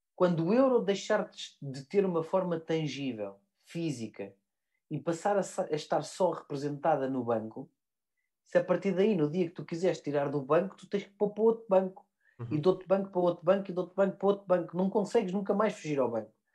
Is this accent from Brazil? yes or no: no; Portugal; eu sou português como cidadão